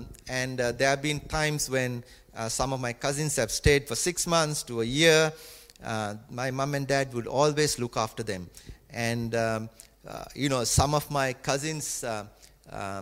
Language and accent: English; Colombo, Western Province, Sri Lanka; moved away; when I was growing up in Sri Lanka, our house was in the capital, Colombo